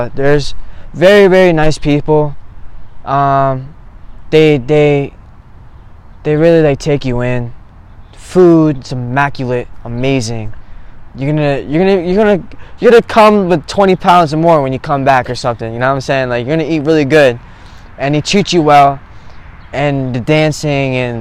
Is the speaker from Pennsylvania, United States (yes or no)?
no; Eatontown, New Jersey, United States; I'm from Eatontown, New Jersey. I've been here all my life